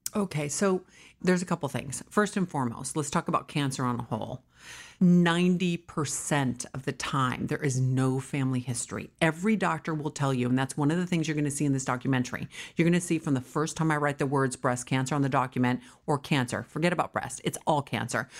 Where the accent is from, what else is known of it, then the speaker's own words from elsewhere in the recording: California, United States; also born or lived in New York / Wisconsin; I was raised here. I started my company here in my Aunt Nichols' home in a small bedroom in San Fernando Valley, and I am a New Yorker, but a California girl